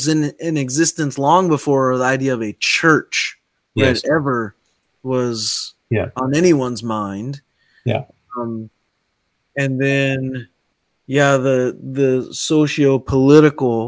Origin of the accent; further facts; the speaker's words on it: United States; also born or lived in Ohio / Kentucky; now in Hawaii, United States; I grew up in Ohio and Kentucky